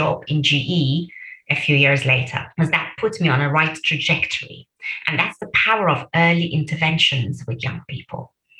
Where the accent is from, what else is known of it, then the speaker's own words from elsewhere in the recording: Birmingham, West Midlands, United Kingdom; I knew I'm a Brummie. I really felt like a Brummie. I still do.